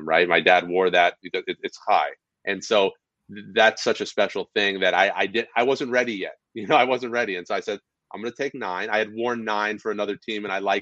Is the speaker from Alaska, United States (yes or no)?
no; outside of New York City, United States; also born or lived in Madison Square Garden; I was born outside of New York City